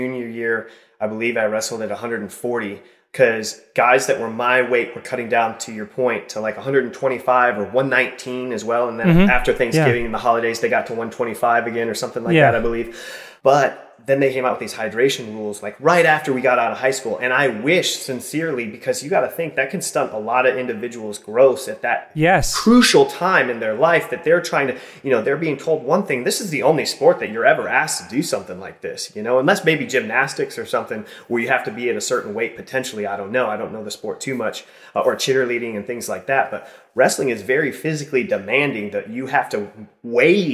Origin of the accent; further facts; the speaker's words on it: Mason City, Iowa, United States; moved away as an adult; also born or lived in Rudd, Iowa; now in California, United States; So in Mason City, Iowa, and then Rudd, Iowa